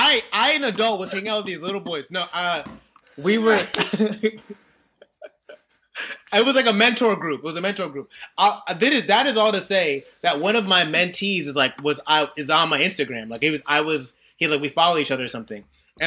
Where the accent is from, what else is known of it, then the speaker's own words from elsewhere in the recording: New Haven, Connecticut, United States; I'm from New Haven, Connecticut. And I went to like this like kind of white private school.